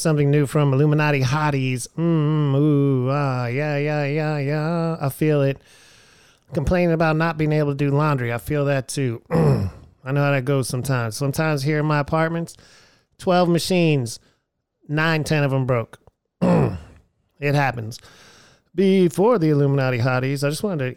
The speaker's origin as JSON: {"language": "English", "region": "Texas", "country": "United States", "moved": "yes", "said": "I'm from Texas. I live out here"}